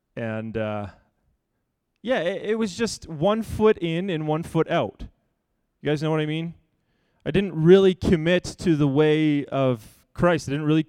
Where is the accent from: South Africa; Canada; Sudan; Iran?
Canada; Vancouver, British Columbia; We grew up in Vancouver, in a 3-bedroom house that had 1 bathroom for 6 people.